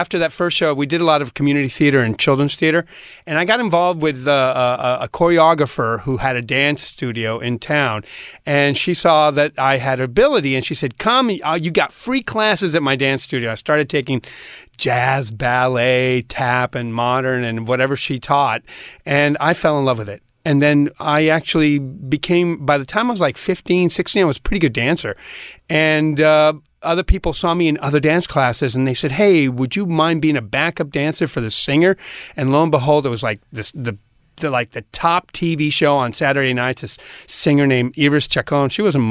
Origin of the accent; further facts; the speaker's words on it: Puerto Rico; Yeah, yeah.